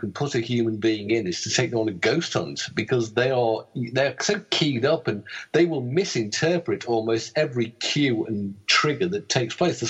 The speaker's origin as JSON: {"language": "English", "country": "United Kingdom", "said": "being British, they're everywhere."}